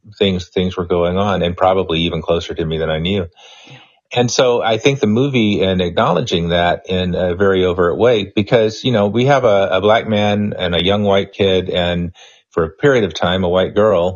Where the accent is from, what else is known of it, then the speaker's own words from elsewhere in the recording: Pensacola, Florida, United States; also born or lived in Mobile, Alabama; I grew up in Pensacola. I worked in Mobile, Alabama for 10 years after college.